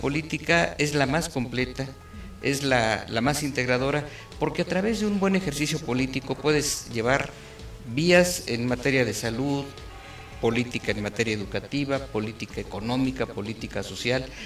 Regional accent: Querétaro, Mexico; somos queretanos de toda la vida, familias queretanas

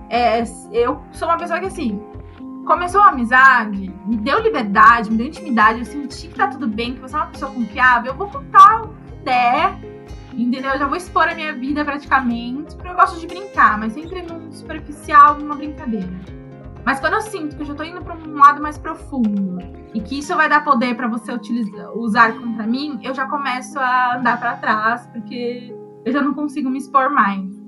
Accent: Sorocaba, São Paulo, Brazil; born there; also born or lived in Saquarema; eu nasci em Sorocaba. E aí eu fiquei, morei um tempo lá e minha mãe acabou se casando com um carioca e aí nós fomos morar no, em Saquarema, no Rio de Janeiro.

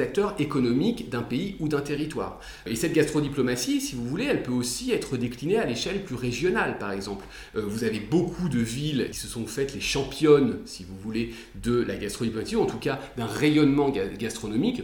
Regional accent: France; on est en France, euh, on est français

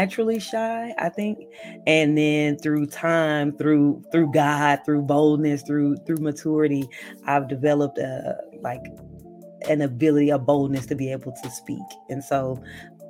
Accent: Dallas, Texas, United States; I'm from Dallas, Texas, born and raised

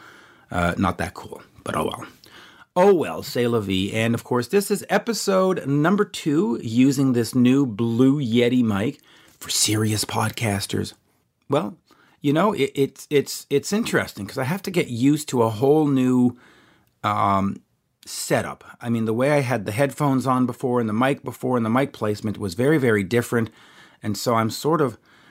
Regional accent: Canada; as a Canadian

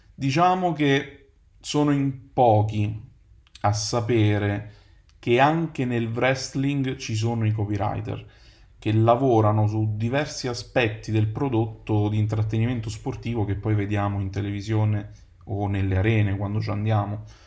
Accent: Naples, Campania, Italy; moved away as an adult; also born or lived in United Kingdom; now in Rome, Italy; Ho 32 anni, vengo da Napoli

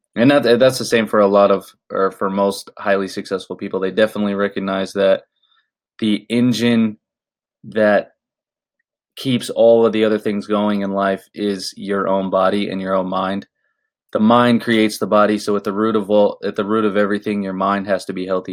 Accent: Orlando, Florida, United States; now in Los Angeles, United States; I was born in Orlando, Florida

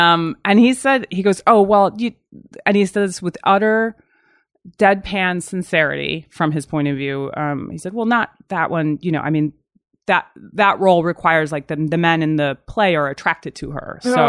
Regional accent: Virginia, United States; go back to like I'm from Virginia and I go there

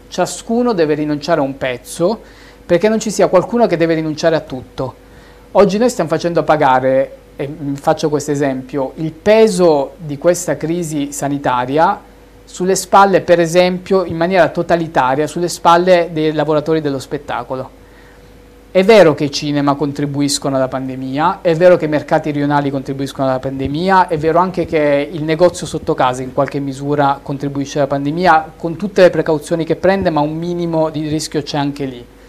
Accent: Milan, Lombardy, Italy; also born or lived in Reggio Calabria; Io sono milanese, nato a Reggio Calabria, ma sono milanese

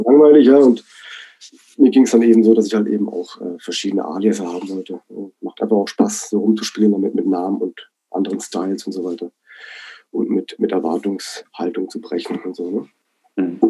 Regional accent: Black Forest, Baden-Württemberg, Germany; moved away as an adult; also born or lived in Berlin; Ich bin ja gebürtiger Schwarzwälder, ja, im Dorf aufgewachsen

